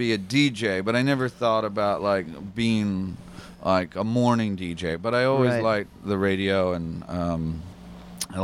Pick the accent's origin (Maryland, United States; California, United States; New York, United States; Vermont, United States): Maryland, United States; Baltimore; 98 Rock was really cool growing up in Baltimore.